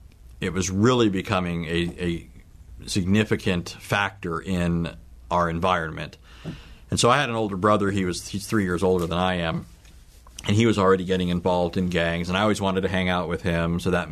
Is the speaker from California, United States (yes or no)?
yes; Southern California, United States; I was born in Southern California. I came from a line of Sicilians, and so I have a family with a rich history of Sicilian culture and so forth.